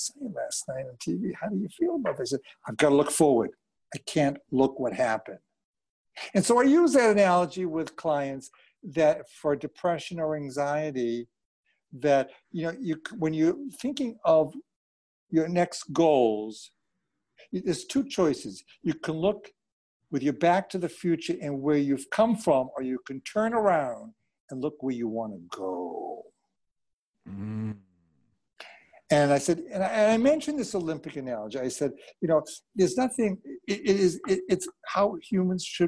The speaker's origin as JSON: {"language": "English", "country": "Canada", "said": "as a Canadian"}